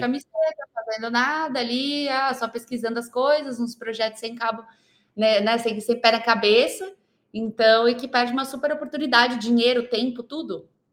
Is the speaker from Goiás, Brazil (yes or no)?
yes; Goiânia, Goiás, Brazil; now in São Paulo, Brazil; sou goiana, moro aqui em São Paulo, mas Legal. eu sou goiana, nasci lá em Goiânia